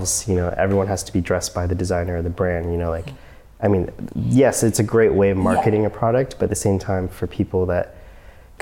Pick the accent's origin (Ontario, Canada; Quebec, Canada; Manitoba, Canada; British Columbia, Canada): Ontario, Canada; Oakville; I'm from Oakville, Ontario.